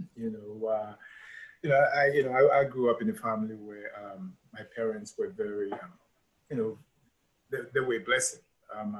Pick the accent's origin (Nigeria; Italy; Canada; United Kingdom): Nigeria; Enugu, Enugu State; also born or lived in Onitsha; I'm from Onitsha originally, but my folks, you know, were in Enugu, so I grew up in Enugu, and so that's where I grew up